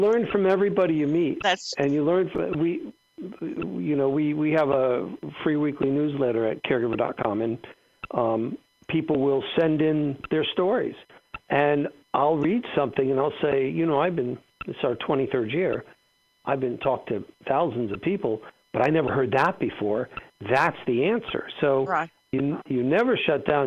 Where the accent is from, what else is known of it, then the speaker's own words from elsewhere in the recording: South Florida, United States; moved away as an adult; also born or lived in Atlanta; we're all from South Florida